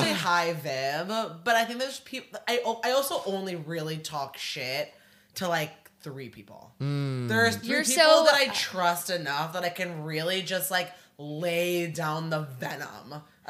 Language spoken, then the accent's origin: English; suburbs of Chicago, Illinois, United States; also born or lived in Seattle, United States; now in New York, United States; I'm from the suburbs of Chicago, but I moved from Seattle.